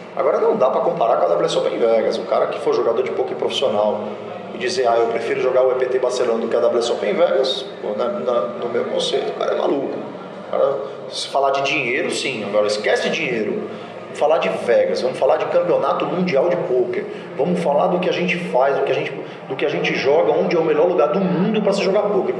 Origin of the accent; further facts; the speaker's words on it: Brazil; como brasileiro